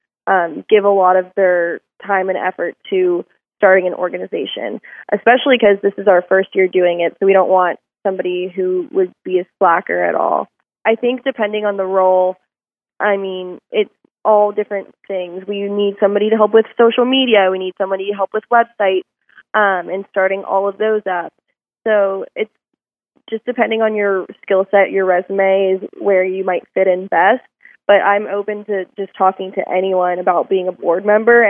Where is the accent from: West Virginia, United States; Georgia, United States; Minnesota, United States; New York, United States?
Georgia, United States; Atlanta; now in Fort Worth, United States; I'm from Atlanta, Georgia originally, so I really didn't know anyone in Fort Worth or Texas